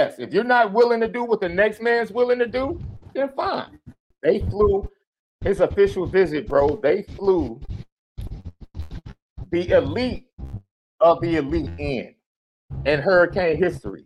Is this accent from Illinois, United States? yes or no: yes; Chicago, Illinois, United States; I'm from Chicago